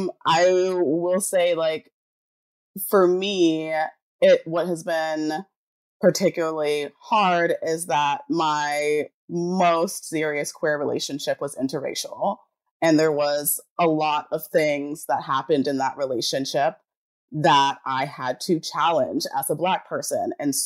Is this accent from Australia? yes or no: no; Jamaica; I'm Pisces, I'm Jamaican, so I'm like very passive aggressive.